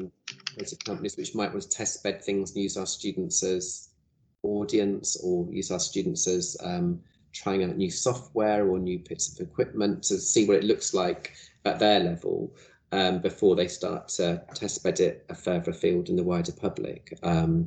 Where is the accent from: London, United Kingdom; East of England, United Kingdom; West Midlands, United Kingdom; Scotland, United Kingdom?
East of England, United Kingdom; North Cambridgeshire; I was born in North Cambridshire, so and I went and lived here for a year when I did my Art Foundation course